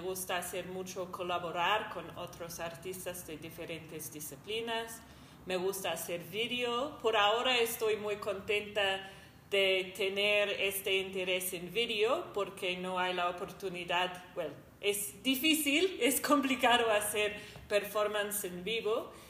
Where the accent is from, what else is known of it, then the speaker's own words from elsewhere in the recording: New Zealand; moved away as an adult; soy de Nueva Zelanda he vivido acá como dos años y media